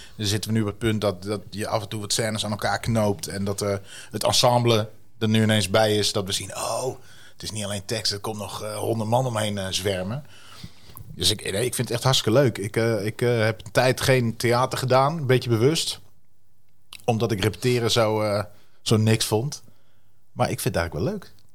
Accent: Wierden, Overijssel, Netherlands; accent: Twents; first language Twents; ik vind mijn moedertaal ook heel leuk

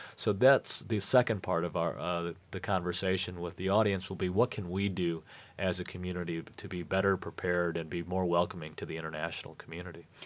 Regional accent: United States; also born or lived in Michigan; we as American citizens

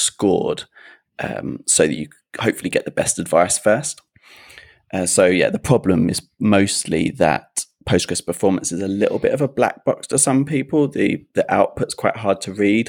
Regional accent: United Kingdom; We say herbs, being British

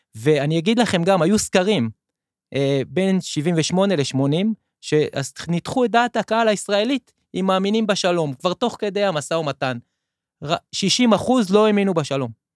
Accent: Nir Am, Southern District, Israel; moved away as an adult; also born or lived in Netiv HaAsara / Tel Aviv; now in Binyamina, Israel; במקור אני מקיבוץ נירם עד גיל 14, ואז עברנו לנתיב העשרה.

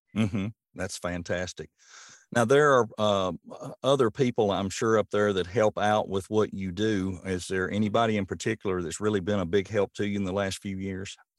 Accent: Rutherford County, Tennessee, United States; moved away as an adult; now in Portland, United States; being a transplant, I'm from Rutherford County

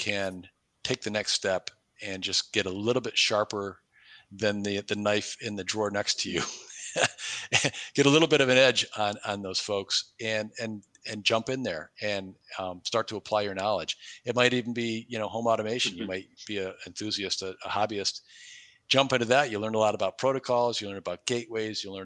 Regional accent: New York, United States; moved away as an adult; now in Cleveland, United States; I live in Cleveland. I've been here 20 plus years, but way predating that, when I grew up in New York State

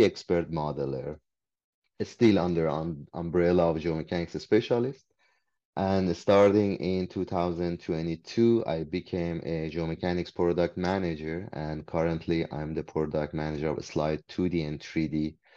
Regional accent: Iran; English is a second language; moved away as an adult; now in Canada; when I came from Iran, I was a foreigner here. English was my second language

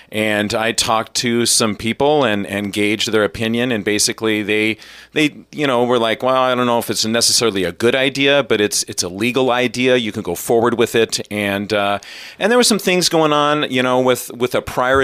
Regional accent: Nebraska, United States; moved away as an adult; also born or lived in Wyoming; now in Ketchikan, United States; I was born in Wyoming and grew up in Nebraska

